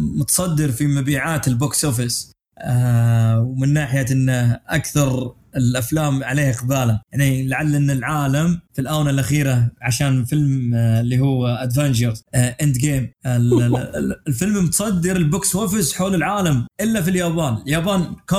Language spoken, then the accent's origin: Arabic; Saudi Arabia; عندنا في السعوديه